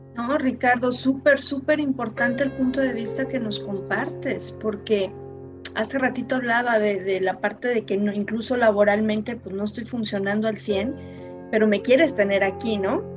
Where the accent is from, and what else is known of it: Mexico